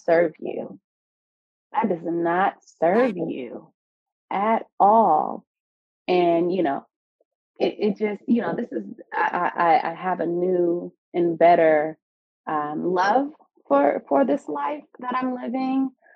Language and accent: English; California, United States; moved away as an adult; now in Baltimore, United States; I'm from California um, and now in Baltimore, Maryland